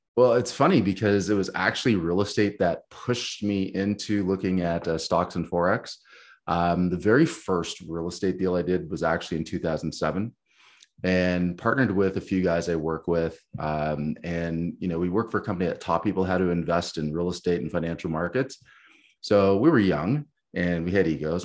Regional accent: Canada; as a Canadian

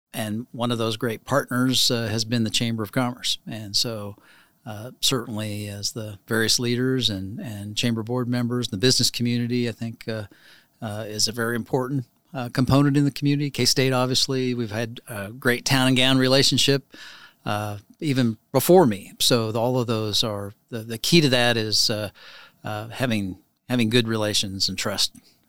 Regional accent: Clay Center, Kansas, United States; So I was actually born near Wakefield, in Clay Center. We had a family farm there, and actually Milford Lake took our farm.

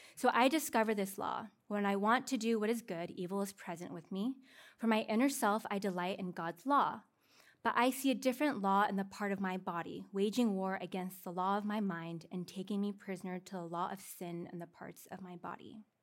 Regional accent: Seattle, Washington, United States; now in California, United States; I'm from Seattle

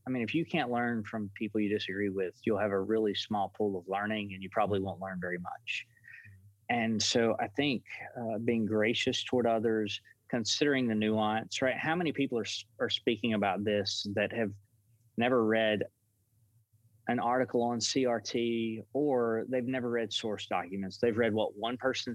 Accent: United States; the pastor where I grew up in Dewayville

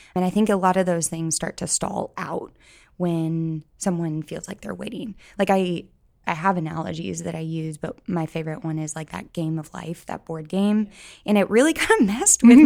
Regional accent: St. Louis, Missouri, United States; moved away as an adult; now in Columbia, United States; I am from St. Louis, but I came to Columbia for school in, gosh, I don't want to say the year, but 2009, and then just stayed for the most part

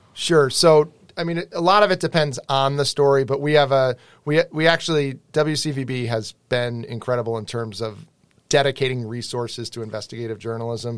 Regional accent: Western Massachusetts, United States; moved away as an adult; now in Boston, United States; I grew up in Western Mass.

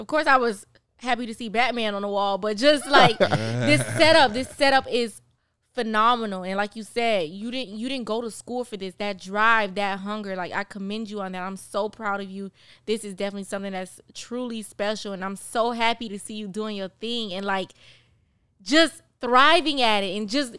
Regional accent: Miami, Florida, United States; Well, you know what? I have no problem with you. I'm from Miami.

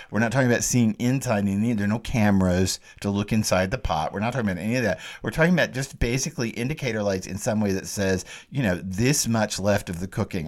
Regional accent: the South, United States; I grew up in the South

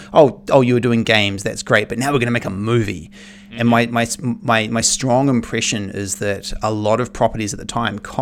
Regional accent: New Zealand; I was growing up in New Zealand

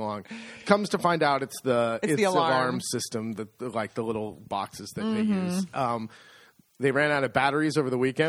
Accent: San Francisco, California, United States; now in Italy; I grew up in San Francisco

